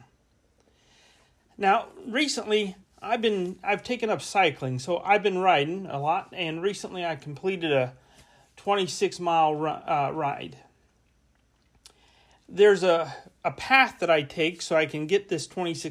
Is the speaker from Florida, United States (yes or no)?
yes; Central Florida, United States; moved away as an adult; also born or lived in Kansas City; I grew up in Florida. In Florida, in Central Florida, it's primarily basically flat.